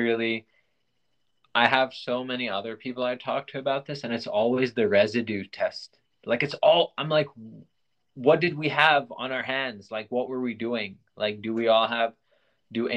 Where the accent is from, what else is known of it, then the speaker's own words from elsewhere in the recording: Pakistan; moved away; also born or lived in Thailand; growing up in Pakistan where they have pretty like strict blasphemy laws